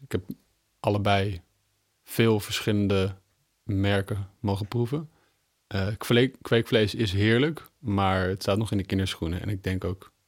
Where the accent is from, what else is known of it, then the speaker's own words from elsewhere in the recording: Amsterdam, North Holland, Netherlands; Ik eh, kom uit Amsterdam. Ik ben een Amsterdammer.